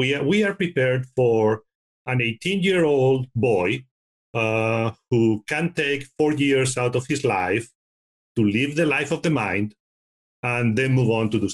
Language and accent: English; Spain; now in United States; I'm originally from Spain